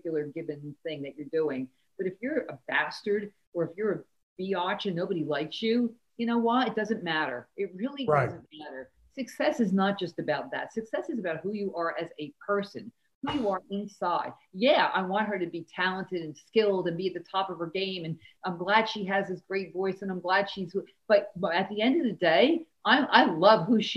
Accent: Paterson, New Jersey, United States; I'm from Patterson, New Jersey. My father was a welder.

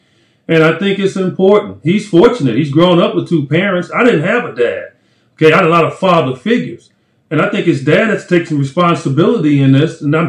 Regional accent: Chicago, Illinois, United States; I grew up in Chicago.

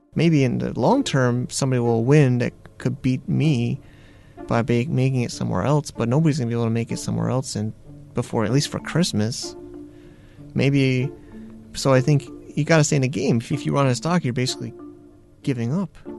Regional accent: Hartford, Connecticut, United States; moved away as an adult; also born or lived in New Jersey / New York; now in China; interning in a machine shop in Connecticut, where I grew up in Hartford

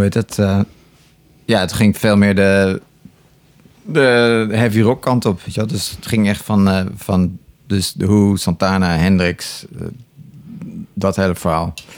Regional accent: Enkhuizen, North Holland, Netherlands; also born or lived in Terschelling; ik woonde toen eh, in Enkhuizen. Eh, ik ben geboren op de Schelling overigens. Het eiland Schelling. Ja. daarna heb ik tien jaar in Enkhuizen gewoond. En ik was negen of tien

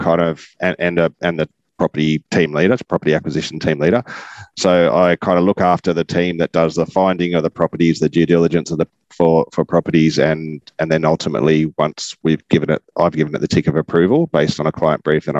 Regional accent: Gosford, New South Wales, Australia; also born or lived in Newcastle, New South Wales / Bellingen, New South Wales; now in Nambucca, Australia; And then I actually grew up until my teenagerhood on the Central Coast. So up behind Gosford in a small sort of country area called Colnura.

